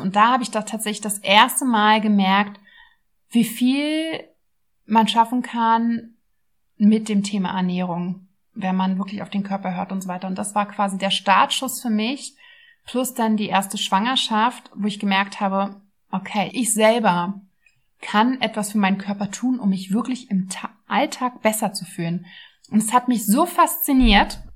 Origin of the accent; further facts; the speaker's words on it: Berlin, Germany; Also ich bin Ur-Berlinerin, sehr selten, aber ja, ich bin in Berlin geboren und aufgewachsen, habe auch nie wirklich woanders gelebt